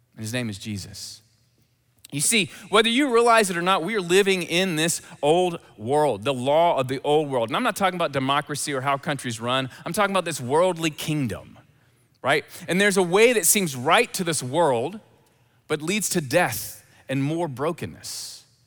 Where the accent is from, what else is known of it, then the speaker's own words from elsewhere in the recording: Memphis, Tennessee, United States; accent: Southern; I'm from Memphis.